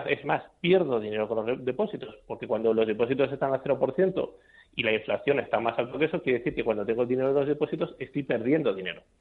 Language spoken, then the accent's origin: Spanish; Spain; al final los españoles, como los españoles y cualquier persona del mundo, odiamos perder dinero.